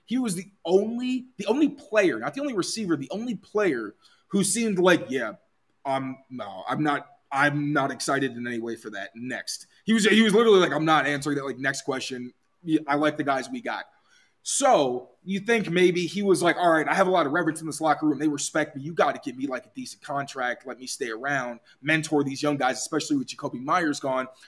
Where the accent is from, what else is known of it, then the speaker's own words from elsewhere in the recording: Chicago, Illinois, United States; moved away; I'm originally from Chicago